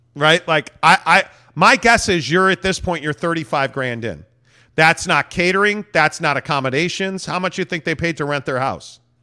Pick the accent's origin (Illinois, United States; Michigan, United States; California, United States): Illinois, United States; Northbrook; now in Utah, United States; I'm a Northbrook guy